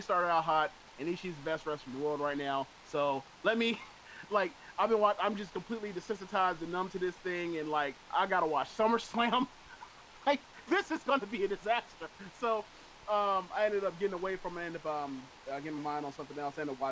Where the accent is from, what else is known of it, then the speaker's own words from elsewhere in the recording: United States; I'm also American